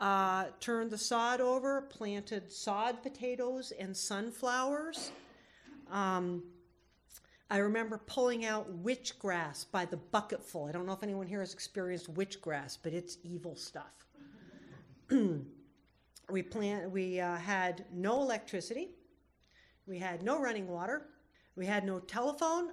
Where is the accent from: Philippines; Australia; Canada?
Canada; Cape Breton, Nova Scotia; also born or lived in Vermont, United States; now in Homer, United States; I was born in Vermont, but in the early 70s, my folks packed up everything they owned onto a Ford F-50 pickup, headed for the border and drove all the way up to Cape Breton, Nova Scotia